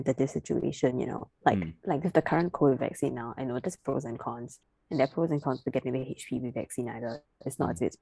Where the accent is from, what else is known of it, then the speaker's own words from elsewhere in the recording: Singapore; I'm a Singaporean citizen